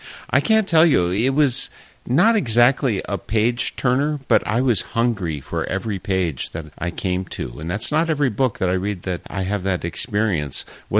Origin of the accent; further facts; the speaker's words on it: Wisconsin, United States; I'm from Wisconsin, which is, of course, home of the Green Bay Packers, and the Minnesota Vikings are kind of the enemy for us.